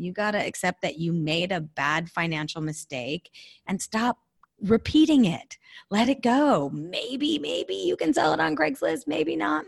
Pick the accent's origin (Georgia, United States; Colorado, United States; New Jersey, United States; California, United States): California, United States; I'm a Californian born and raised